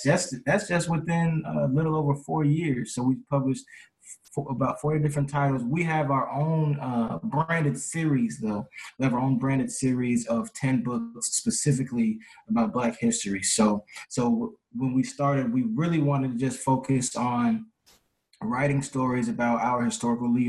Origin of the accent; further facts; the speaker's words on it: Arlington, Texas, United States; I'm from Arlington, Texas, born and raised